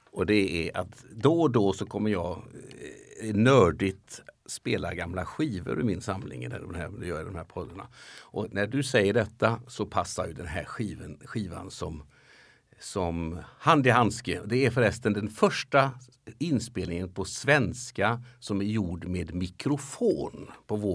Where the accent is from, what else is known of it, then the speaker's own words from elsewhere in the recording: Västra Götaland, Sweden; born there; Jag kommer ju från det gamla, jag är ju född i Göteborgs och Bohuslän men det hängde ju ihop med, med Älvsborgs län.